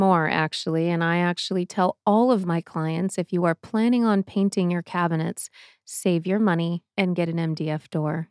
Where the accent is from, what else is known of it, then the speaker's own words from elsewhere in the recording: Boston, Massachusetts, United States; now in Arizona, United States; I am from Boston